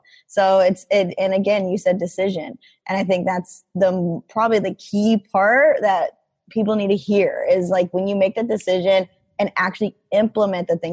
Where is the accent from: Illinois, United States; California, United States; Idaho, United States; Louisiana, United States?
Idaho, United States; I'm actually from Idaho, born and raised